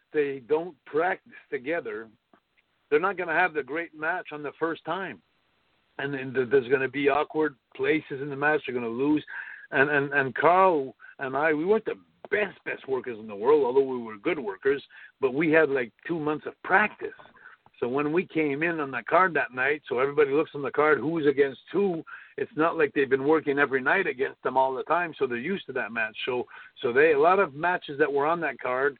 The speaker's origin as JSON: {"language": "English", "town": "Montreal", "region": "Quebec", "country": "Canada", "tie": "born or raised there", "said": "in my hometown"}